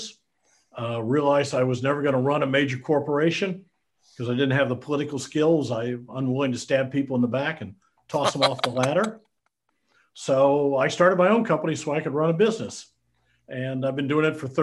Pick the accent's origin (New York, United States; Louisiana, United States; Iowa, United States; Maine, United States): Iowa, United States; moved away as an adult; also born or lived in Denton, Texas; I'm a Midwestern boy. I grew up in Iowa.